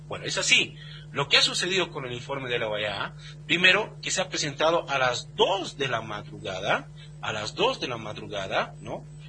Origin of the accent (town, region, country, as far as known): Bolivia